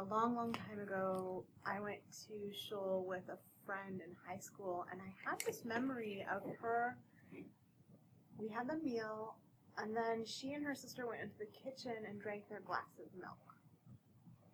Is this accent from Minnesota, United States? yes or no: yes; Minnesota, United States; I'm from Minnesota, so this was in Minnesota